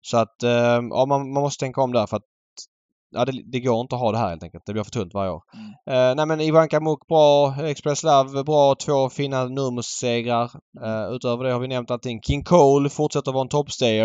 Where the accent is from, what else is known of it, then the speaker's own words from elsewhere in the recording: Sweden; som svensk